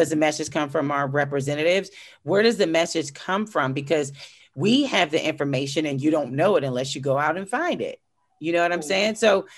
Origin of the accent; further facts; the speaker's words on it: Pittsburgh, Pennsylvania, United States; I have no problem going back to the Hill District and buying property. I have no problem. That's where I grew up.